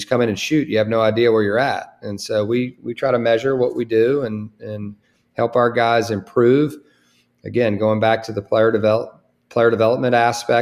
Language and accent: English; Virginia, United States; also born or lived in Charlottesville, Virginia / Winston-Salem, North Carolina; coming back here in a place where I grew up, you know, right here in, you know, the state of Virginia